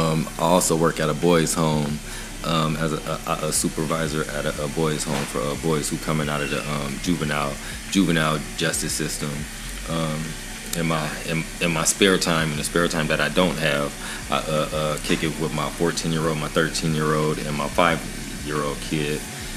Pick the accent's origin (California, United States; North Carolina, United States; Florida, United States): California, United States; Bay Area; moved away as an adult; also born or lived in Inland Empire, California; I was born and raised in California. Grew up in the Bay Area. Spent a year in Southern California in the Inland Empire. Came up here. Been up here my whole adult life. I have three kids here.